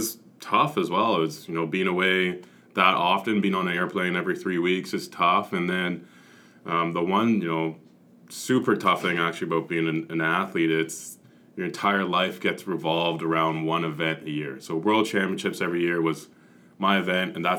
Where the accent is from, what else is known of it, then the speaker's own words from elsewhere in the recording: Canada; as a Canadian athlete